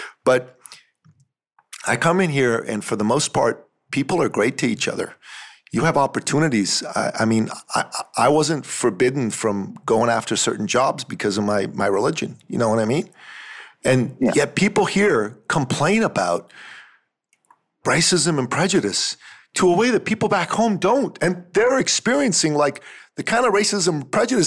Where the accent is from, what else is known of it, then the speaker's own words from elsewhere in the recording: Iran; moved away; I'm from the Middle East. I'm from Iran